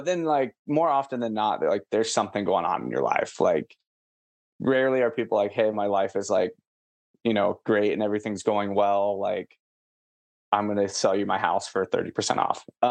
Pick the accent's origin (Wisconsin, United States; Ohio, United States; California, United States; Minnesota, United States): Ohio, United States; Portsmouth; now in San Antonio, United States; my hometown's Portsmouth. So by like Kentucky and West Virginia, like I was probably like 10 minutes from Kentucky growing up.